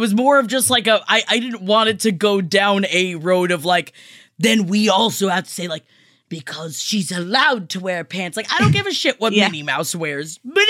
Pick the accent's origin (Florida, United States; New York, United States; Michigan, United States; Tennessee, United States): Florida, United States; because I am from Florida